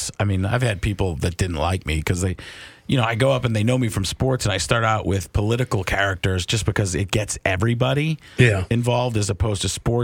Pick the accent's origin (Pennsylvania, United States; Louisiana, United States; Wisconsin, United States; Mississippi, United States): Wisconsin, United States; Waukesha; I grew up in Waukesha.